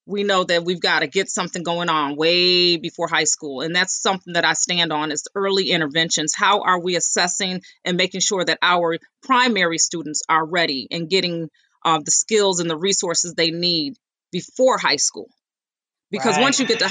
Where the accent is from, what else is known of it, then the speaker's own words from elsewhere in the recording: Rochester, New York, United States; I grew up here in Rochester on Roslyn Street, actually, in the 19th Ward